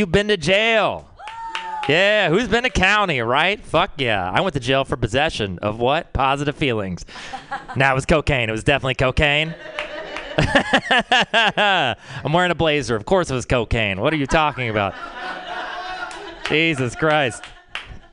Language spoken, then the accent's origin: English; Texas, United States; moved away; growing up in Texas, it's a fucking weird place